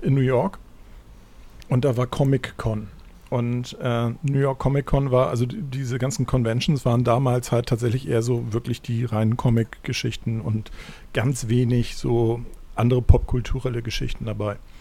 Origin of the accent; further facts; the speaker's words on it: Germany; als Deutscher